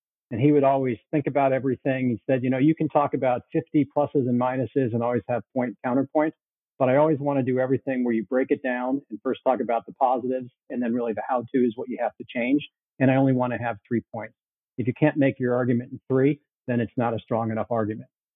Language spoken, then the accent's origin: English; Chicago, Illinois, United States; moved away as an adult; also born or lived in Toronto, Canada / Bay Area, California / Asia; I was born in Toronto. Then they needed him to move to Chicago, and I was sent along with them to Chicago. And I mostly grew up in Chicago.